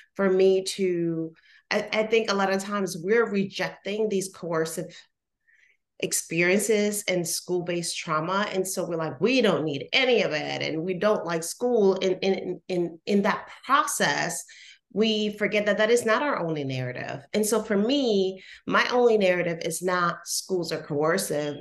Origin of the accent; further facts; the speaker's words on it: Puerto Rico; moved away; I'm originally from Puerto Rico.